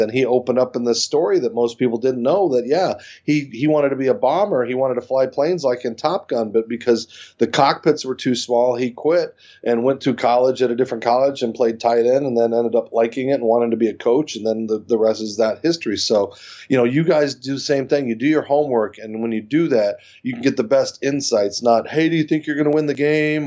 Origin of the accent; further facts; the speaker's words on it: Arizona, United States; I was born without legs in Arizona